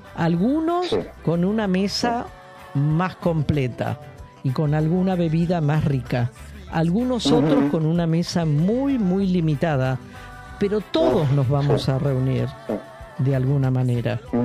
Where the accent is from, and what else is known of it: Argentina